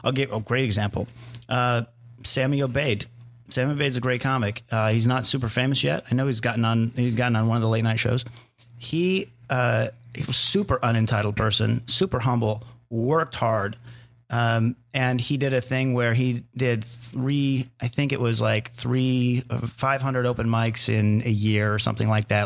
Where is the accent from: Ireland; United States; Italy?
United States; Arizona; I grew up in Arizona